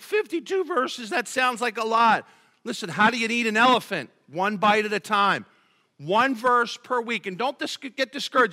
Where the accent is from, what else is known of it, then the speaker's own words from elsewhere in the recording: Philadelphia, Pennsylvania, United States; growing up in Philadelphia